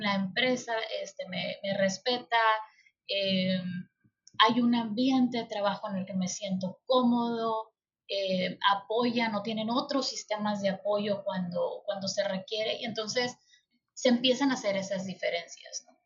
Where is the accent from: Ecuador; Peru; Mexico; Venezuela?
Mexico; como mexicanos